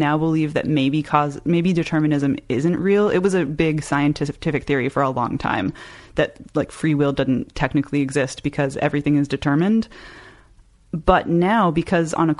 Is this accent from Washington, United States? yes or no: yes; Seattle, Washington, United States; moved away as an adult; also born or lived in St. Petersburg; now in Tucson, United States; I grew up in Seattle and I never moved like for my entire young life until 18.